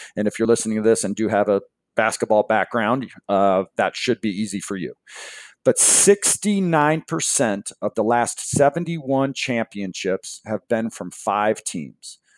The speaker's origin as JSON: {"language": "English", "town": "Seattle", "region": "Washington", "country": "United States", "tie": "born or raised there", "said": "I grew up in Seattle"}